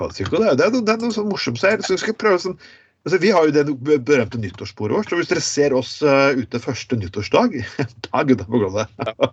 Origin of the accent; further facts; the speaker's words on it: Skien, Telemark, Norway; folk fra Skien, kan du si, som der jeg er fra